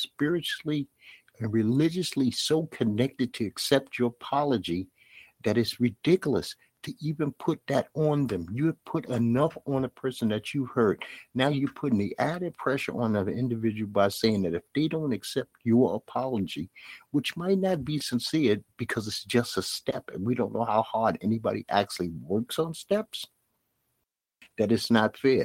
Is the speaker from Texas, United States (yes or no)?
no; New York City, New York, United States; accent: Brooklyn accent; I'm from Bed-Stuy, Brooklyn